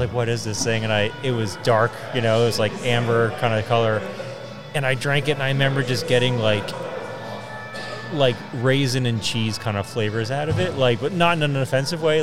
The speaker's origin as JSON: {"language": "English", "town": "Berwyn", "region": "Pennsylvania", "country": "United States", "tie": "born or raised there", "said": "I grew up in this general area too. I grew up in Berwyn"}